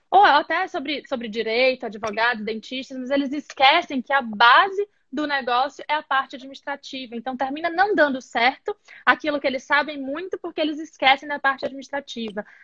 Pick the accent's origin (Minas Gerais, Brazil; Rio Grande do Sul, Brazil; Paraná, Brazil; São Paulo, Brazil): Minas Gerais, Brazil; Governador Valadares; now in Belo Horizonte, Brazil; eu sou de Governador Valadares.